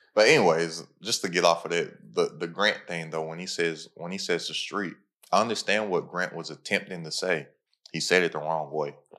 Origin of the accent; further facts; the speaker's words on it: Kentucky, United States; I'm from Kentucky